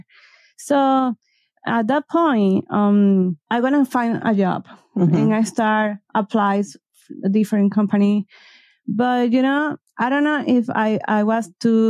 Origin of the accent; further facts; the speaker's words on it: Venezuela; English is a second language; moved away as an adult; now in Ecuador; I born in Venezuela